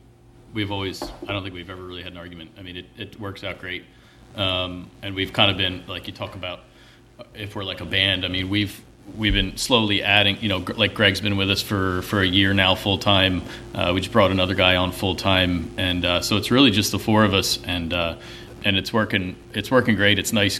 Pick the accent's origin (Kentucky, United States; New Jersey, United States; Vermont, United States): New Jersey, United States; Upper Freehold; born or raised there